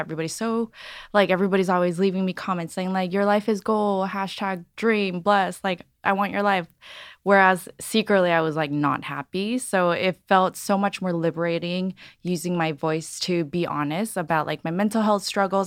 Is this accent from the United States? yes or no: yes; Los Angeles, California, United States; also born or lived in San Francisco; I grew up in Los Angeles, born and raised here.